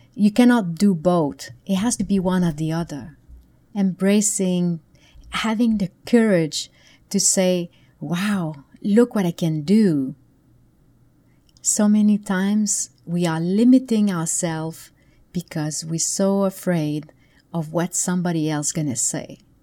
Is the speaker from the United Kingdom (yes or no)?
no; Canada; moved away; back then I lived in Canada. I'm from Canada originally.